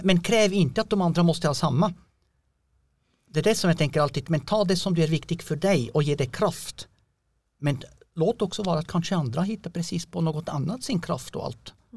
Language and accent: Swedish; Switzerland; Swedish is a second language; moved away as an adult; also born or lived in Kristianstad / Norrland / Kiruna; now in Björkö, Sweden; jag kommer från Schweiz